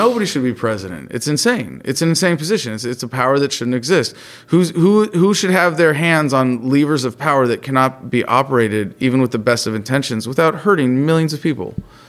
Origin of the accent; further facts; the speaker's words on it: California, United States; just to go back to my home state of California